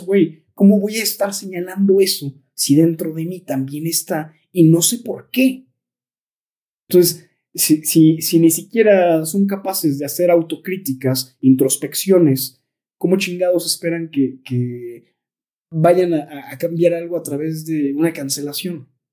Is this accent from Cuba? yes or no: no; Tolimán, Querétaro, Mexico; nosotros que somos de Tolimán